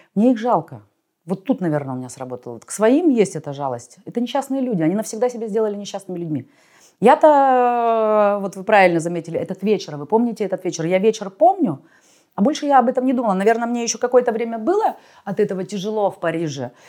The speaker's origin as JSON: {"language": "Russian", "country": "Russia", "moved": "as an adult"}